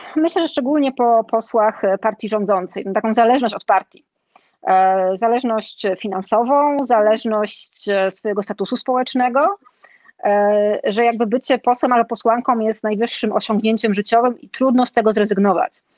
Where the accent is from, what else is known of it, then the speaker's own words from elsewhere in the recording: Silesian Voivodeship, Poland; wychowałam się na Śląsku, żyję tutaj